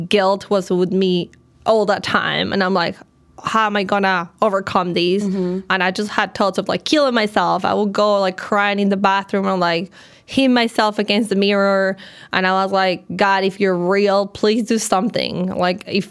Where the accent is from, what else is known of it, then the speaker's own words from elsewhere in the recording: Colombia; moved away as an adult; also born or lived in Chicago; now in New York, United States; I'm originally from Colombia